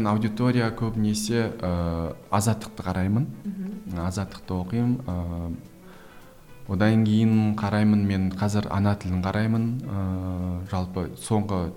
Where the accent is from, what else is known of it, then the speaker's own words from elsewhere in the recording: Kazakhstan; өзім орыс тілді орыс тілі басымырақ өлкеде туып өскеннен кейін кішкентай кезден